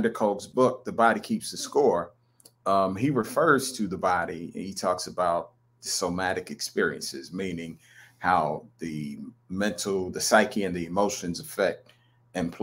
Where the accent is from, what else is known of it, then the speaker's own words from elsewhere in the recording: North Carolina, United States; I'm actually from North Carolina.